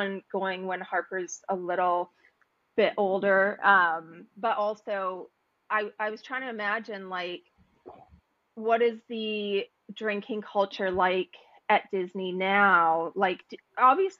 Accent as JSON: {"language": "English", "country": "Canada", "said": "I came from Canada where you can't drink in the street"}